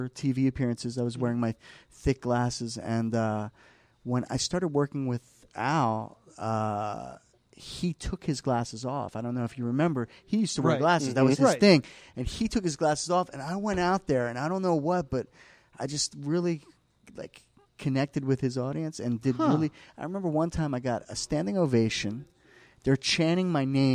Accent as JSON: {"language": "English", "town": "Medford", "region": "New Jersey", "country": "United States", "tie": "born or raised there", "also_born_or_lived": "New York City / Los Angeles", "moved": "as an adult", "lives_now": "Mount Laurel, United States", "said": "I grew up in Medford"}